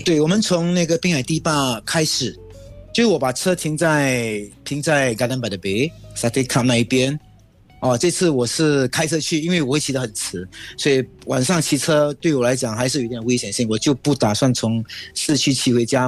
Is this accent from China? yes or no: no; Singapore; 我们新加坡还是很守规矩